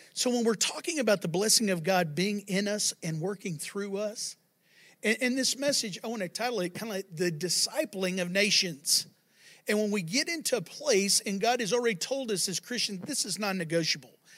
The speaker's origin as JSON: {"language": "English", "region": "Texas", "country": "United States", "said": "I live in Texas and I'm, I'm a Texan"}